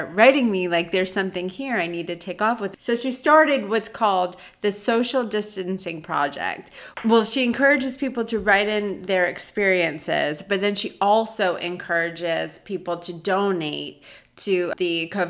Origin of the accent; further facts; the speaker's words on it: New York, United States; now in Atlanta, United States; I grew up in New York